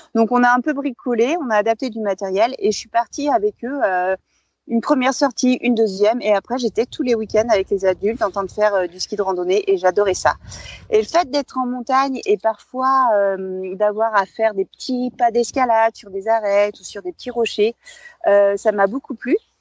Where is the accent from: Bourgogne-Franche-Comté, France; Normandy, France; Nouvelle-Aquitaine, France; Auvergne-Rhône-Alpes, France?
Auvergne-Rhône-Alpes, France; Bourg-Saint-Maurice; je suis née en Savoie pour saint maurice les arcs et euh euh, j'ai grandi et vécu euh, en montagne toute, euh, toute ma vie jusqu'à présent.